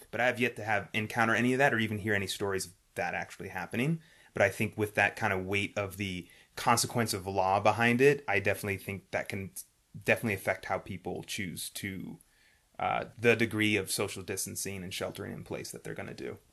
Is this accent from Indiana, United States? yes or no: no; New York City, New York, United States; we're from New York City